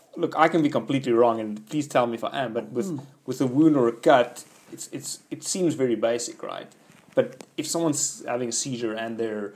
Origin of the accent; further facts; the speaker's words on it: South Africa; I'm from South Africa.